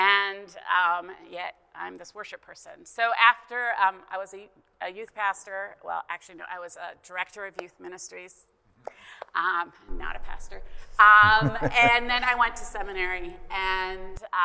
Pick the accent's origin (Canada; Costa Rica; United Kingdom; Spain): Canada; I'm Canadian, grew up in Canada